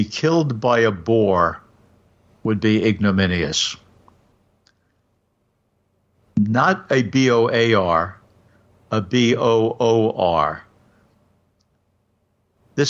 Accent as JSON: {"language": "English", "town": "New York City", "region": "New York", "country": "United States", "tie": "born or raised there", "said": "I grew up near Prospect Park in Brooklyn"}